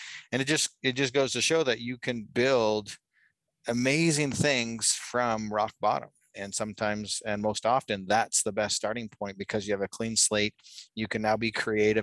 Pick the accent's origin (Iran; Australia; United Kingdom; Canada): Canada; Calgary, Alberta; now in Utah, United States; I actually grew up in Canada. I'm from Calgary, Alberta.